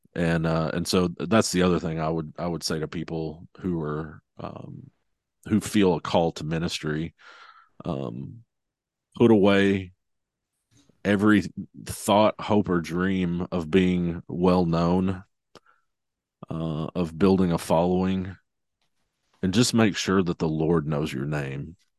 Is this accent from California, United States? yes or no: no; Arkansas, United States; now in Tulsa, United States; I'm, I'm from Arkansas originally, so bordering uh, Oklahoma.